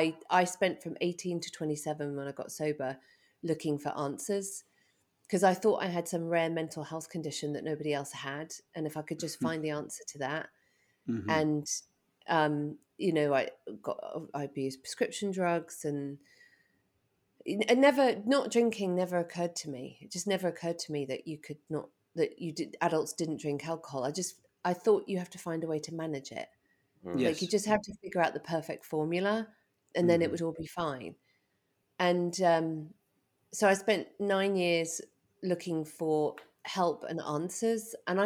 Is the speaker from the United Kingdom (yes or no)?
yes; England, United Kingdom; moved away; So I grew up in England and...